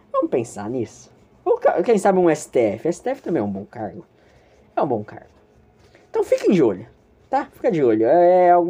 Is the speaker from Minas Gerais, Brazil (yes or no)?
no; São Paulo, Brazil; minha faculdade é em São Bernardo, era, e eu sou de São Paulo.